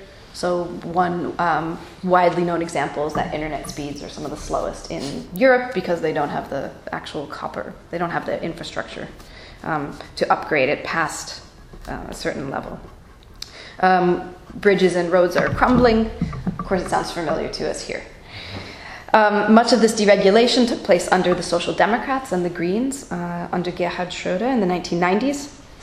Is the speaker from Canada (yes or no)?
no; United States; moved away as an adult; now in Berlin, Germany; I'm an American, but I've been living in Germany for the past 6 years, past 4 years in Berlin.